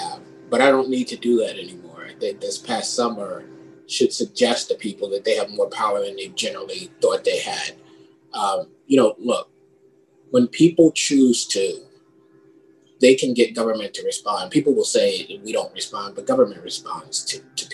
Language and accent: English; New York City, New York, United States; now in Connecticut, United States; when I was a kid, I grew up in the Bronx